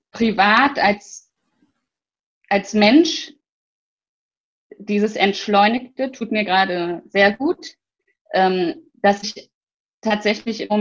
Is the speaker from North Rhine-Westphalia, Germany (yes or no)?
yes; Bergisch Gladbach, North Rhine-Westphalia, Germany; Also, ich bin in Köln geboren, das hat aber aufgewachsen und ja, ich lebe in Bergisch Gladbach, seit ich denken kann.